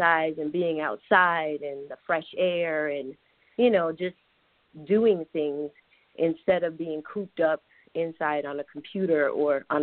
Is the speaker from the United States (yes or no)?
no; Panama; Well, I was born in Panama, Central America, and I'm a 70s child